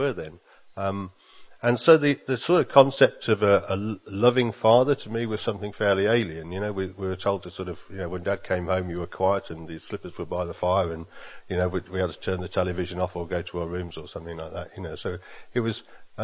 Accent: England, United Kingdom; I grew up in England

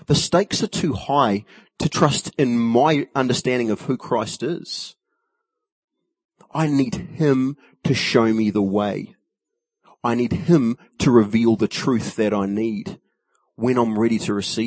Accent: New Zealand; As a Kiwi

